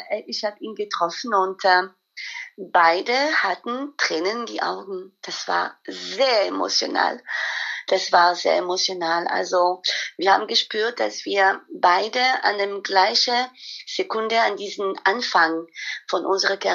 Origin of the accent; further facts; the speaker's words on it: Paris, Île-de-France, France; German is a second language; ich bin mit der Schule aus Paris gekommen und äh, ich musste ein Praktikum im Ausland wählen. Und ich hatte äh, Stuttgart gewählt, um mein Deutsch zu verbessern.